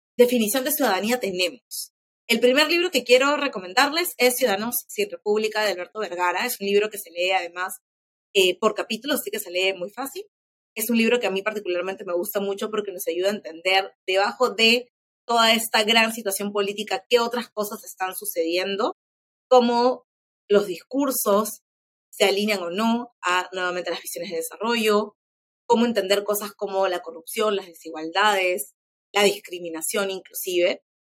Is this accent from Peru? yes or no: yes; Peru; quiénes somos como peruanos